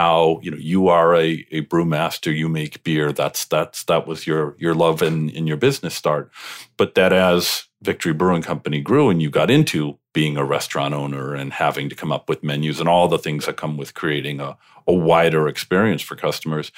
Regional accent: Midwest, United States; now in Pennsylvania, United States; when I moved to the area, I'm originally from the Midwest

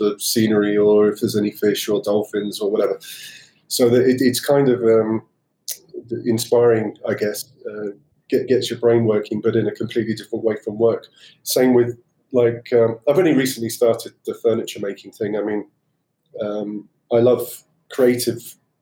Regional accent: Cornwall, South West England, United Kingdom; I learned to sail when I was about 11, growing up in Cornwall.

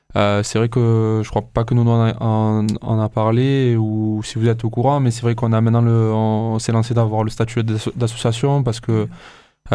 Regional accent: Marseille, Provence-Alpes-Côte d'Azur, France; en tant que Marseillais, euh, c'est vrai que, euh, on s'énerve rapidement

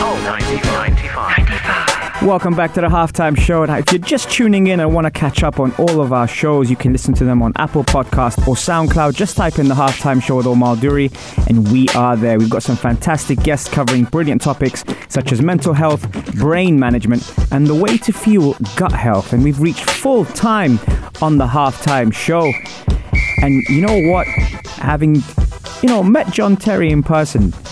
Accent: London, United Kingdom; now in United Arab Emirates; I'm from London

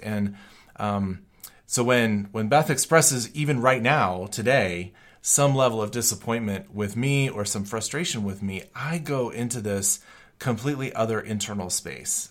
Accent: Colorado, United States; moved away as an adult; also born or lived in Chicago / Germany; I was from Colorado

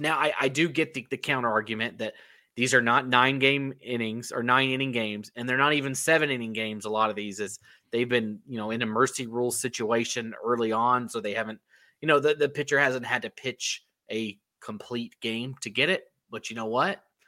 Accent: North Carolina, United States; I grew up in North Carolina

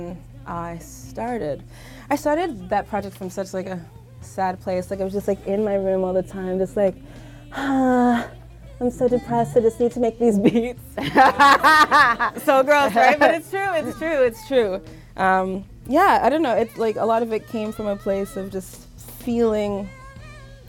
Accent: New York City, New York, United States; I grew up in Flatbush, Brooklyn.

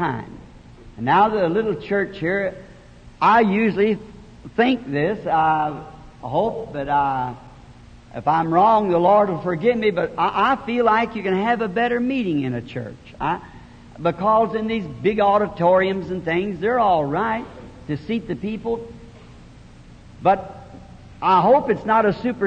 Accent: the South, United States; also born or lived in Jeffersonville; I'm a Southerner by birth

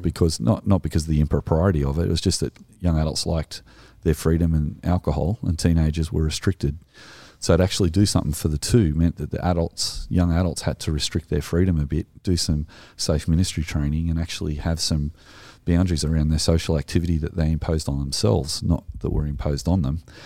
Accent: Australia; we are Australian

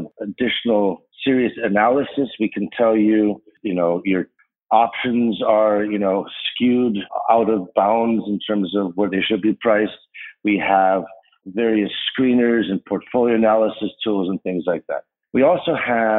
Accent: Chicago, Illinois, United States; also born or lived in Rhode Island / Evanston; I grew up mostly in Chicago on the north side in Rogers Park

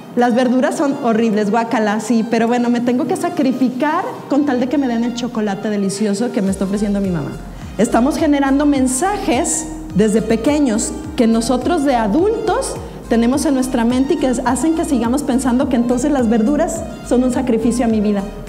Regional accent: Mexico; como mexicanos

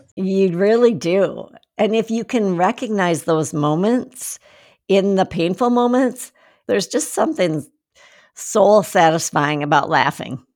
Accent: Minnesota, United States; moved away as an adult; also born or lived in Seattle, Washington; I grew up in Minnesota

